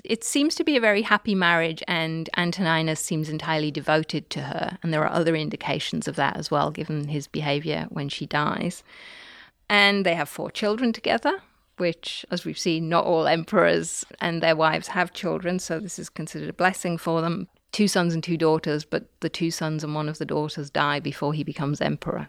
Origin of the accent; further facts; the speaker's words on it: Newcastle upon Tyne, North East England, United Kingdom; where I grew up in Newcastle